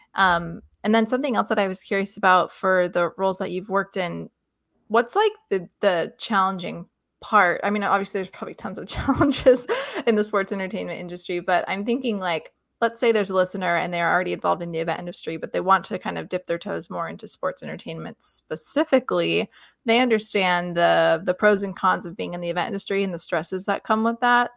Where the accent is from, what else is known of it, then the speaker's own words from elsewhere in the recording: Lexington, Kentucky, United States; I grew up in Lexington, Kentucky